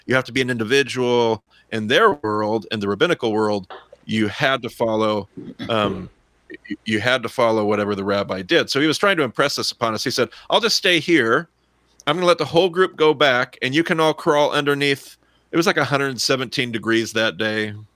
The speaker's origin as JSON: {"language": "English", "region": "Southern Idaho", "country": "United States", "said": "I'm still from Southern Idaho"}